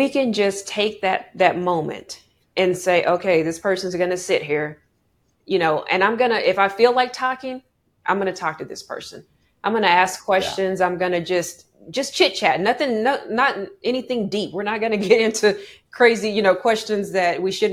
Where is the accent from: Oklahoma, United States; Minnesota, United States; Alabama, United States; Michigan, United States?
Oklahoma, United States; I'm from Oklahoma